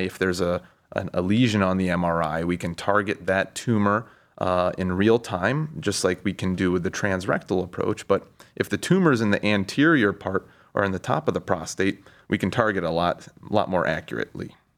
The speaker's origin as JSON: {"language": "English", "town": "Cincinnati", "region": "Ohio", "country": "United States", "also_born_or_lived": "Pittsburgh / Baltimore", "moved": "as an adult", "lives_now": "Cleveland, United States", "said": "I'm from Cincinnati"}